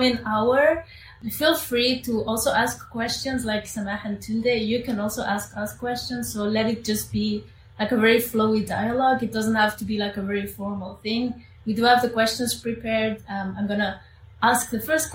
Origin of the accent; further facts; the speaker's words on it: Spain; now in Antwerp, Belgium; I am Amazigh. I was born in Spain